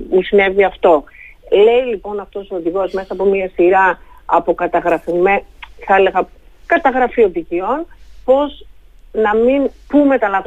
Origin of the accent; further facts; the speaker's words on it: Thessaloniki, Central Macedonia, Greece; Σε αντίθεση με την πόλη μου τη Θεσσαλονίκη που έχει